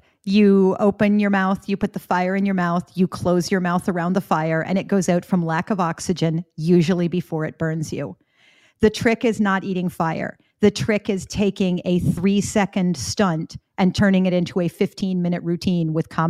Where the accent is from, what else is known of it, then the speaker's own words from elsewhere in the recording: Florida, United States; accent: Canadian; also born or lived in Canada; I am a dual citizen with the US and Canada because I was born in Florida to two Canadian citizens.